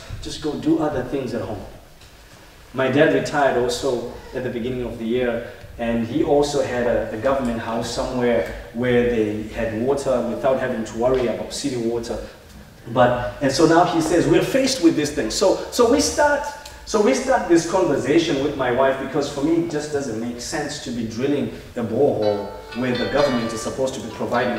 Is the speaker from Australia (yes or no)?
no; Zimbabwe; moved away; where I come from Zimbabwe